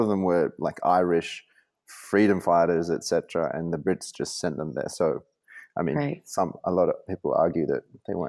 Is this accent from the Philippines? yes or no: yes; Philippines; born there; My mother is Filipina, and I was born in the Philippines, but dad is Australian.